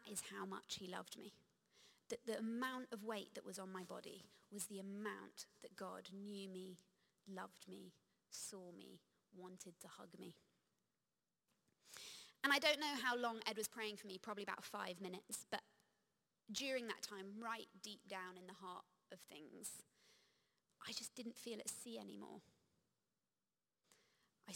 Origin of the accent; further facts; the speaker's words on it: United Kingdom; I'm British.